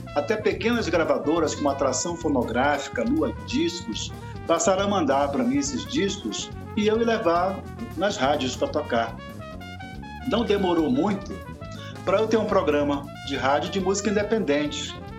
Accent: Belém, Pará, Brazil; moved away as an adult; now in Brasília, Brazil; eu sou paraense, na verdade, de Belém. Eu, desde menino, 14, 15 anos, que eu me envolvi com teatro

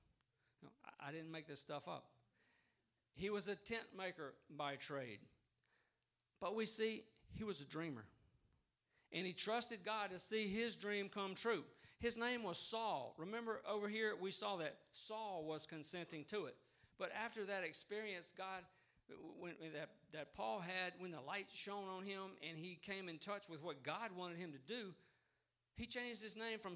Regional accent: Vidalia, Louisiana, United States; moved away as an adult; also born or lived in Baton Rouge, Louisiana; I grew up in Vidalia, a town of 7,000 people when I was there, and shrinking, it's a lot less now.

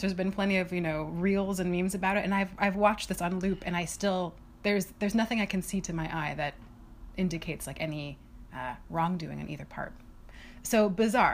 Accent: United States; as an American

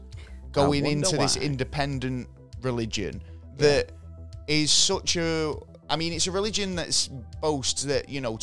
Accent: Manchester, North West England, United Kingdom; we are two lads from Manchester, yeah, the fucking back end of the Northwest

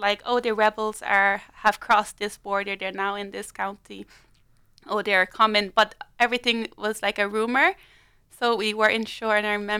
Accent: South Africa; born there; I was born in South Africa to a Liberian mother and an Irish father.

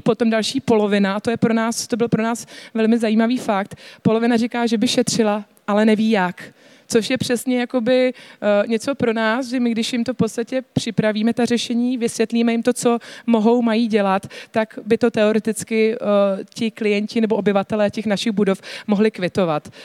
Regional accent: Czechia; jako Češi

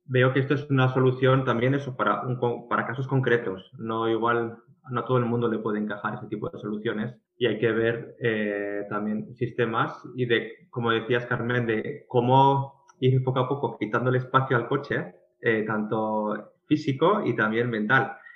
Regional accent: Pamplona, Navarre, Spain; now in Oslo, Norway; en Pamplona, que es de donde vengo

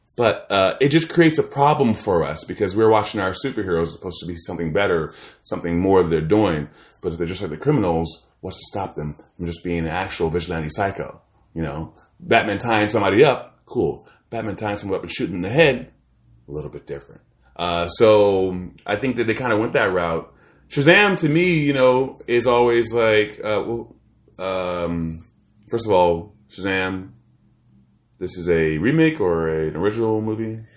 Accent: Maryland, United States; also born or lived in Washington, D.C. / Virginia; I'm born in D C. I grew up in Maryland.

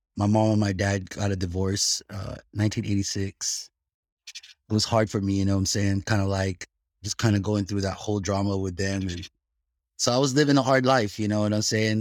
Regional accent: Bay Area, California, United States; also born or lived in Philippines; I'm originally from the Bay Area. That's where I grew up

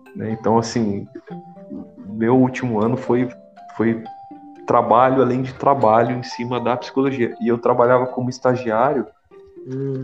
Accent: Lins, São Paulo, Brazil; moved away as an adult; also born or lived in Marília / Vale do Jauru, Mato Grosso; Lins, que é a minha cidade natal, interior de São Paulo.

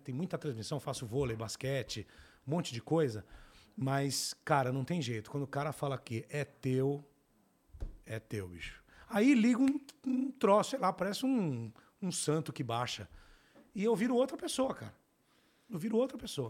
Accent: São Paulo, Brazil; eu cresci no Capão Redondo

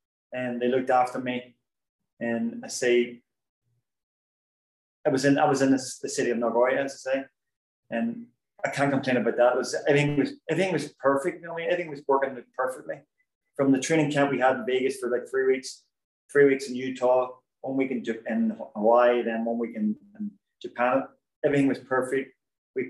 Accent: Belfast, Northern Ireland, United Kingdom; moved away as an adult; now in United States; I'm from Belfast

